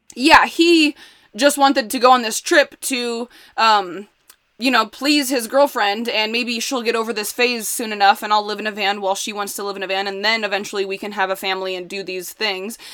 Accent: Indiana, United States; moved away as an adult; also born or lived in Chicago; I grew up in Indiana

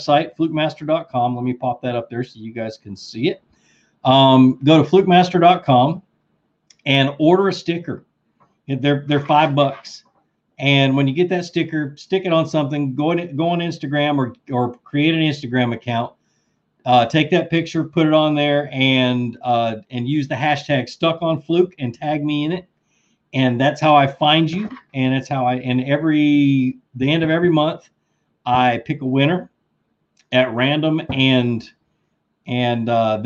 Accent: Rome, Georgia, United States; I'm from Rome, Georgia is where I'm from.

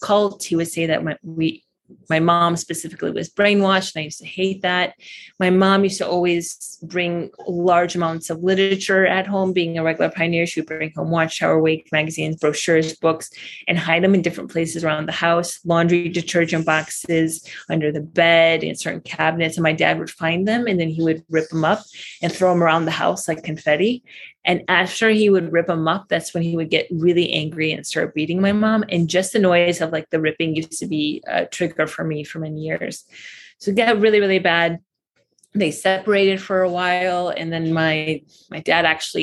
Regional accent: United States; moved away as an adult; also born or lived in Baghdad, Iraq / Michigan / Chicago / California; now in Costa Rica; So I was born in Baghdad, Iraq, and my family moved to America when I was 1.5.

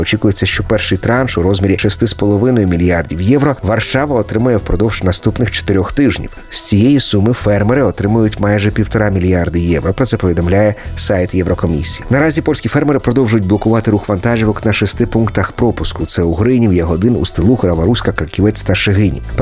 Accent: Ukraine; поляки, але громадяни України

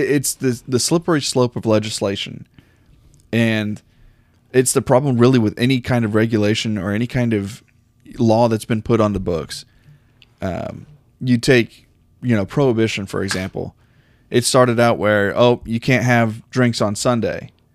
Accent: United States; as an American

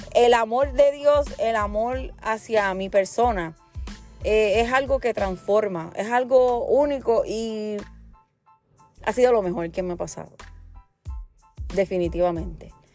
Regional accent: Puerto Rico; Nosotros los puertorriqueños, hablando de mí, que soy puertorriqueña

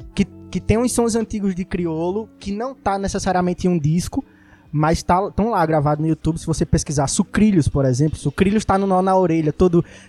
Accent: Recife, Pernambuco, Brazil; Eu sou do Ibura de baixo

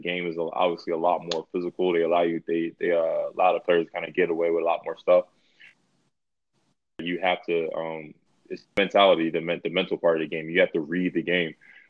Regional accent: East Coast, United States; moved away; also born or lived in Greensboro / Athens, Greece / Moscow, Russia; being from the north or east coast, you know, we experienced harsh winters

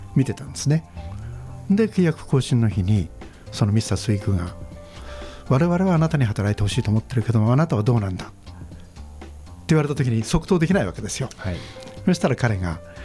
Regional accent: Togakushi, Nagano, Japan; moved away as an adult; うちの戸隠の田舎

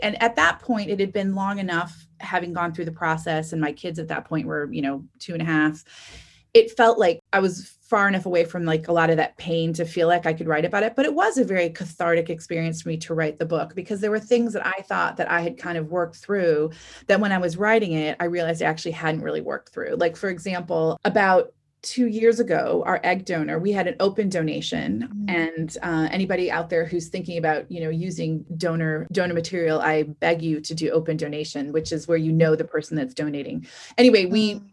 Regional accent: Michigan, United States; moved away; I'm from Michigan.

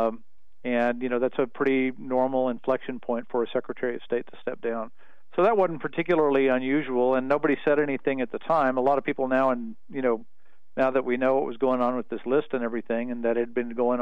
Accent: El Paso, Texas, United States; I grew up mostly in El Paso, and it's right on the border

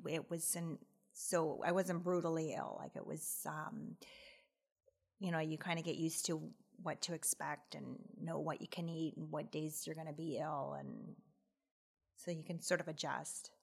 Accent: Aurora, Ontario, Canada; I grew up in Aurora, and I still live there

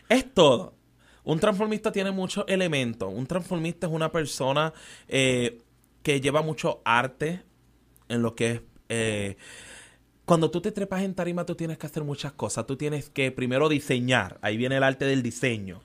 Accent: San Juan, Puerto Rico; also born or lived in Trujillo Alto, Puerto Rico / United States; soy criado en Barrio Obrero

